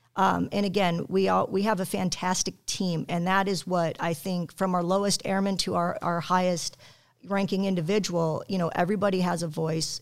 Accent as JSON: {"language": "English", "town": "Aurora", "region": "Colorado", "country": "United States", "also_born_or_lived": "Wyoming", "moved": "as an adult", "lives_now": "Illinois, United States", "said": "I'm from Colorado"}